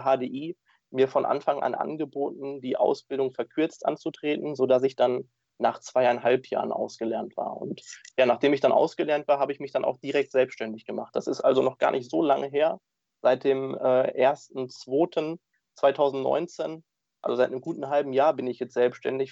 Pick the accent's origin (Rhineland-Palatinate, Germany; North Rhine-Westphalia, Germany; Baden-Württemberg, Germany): North Rhine-Westphalia, Germany; Dortmund; ich bin gebürtiger Dortmunder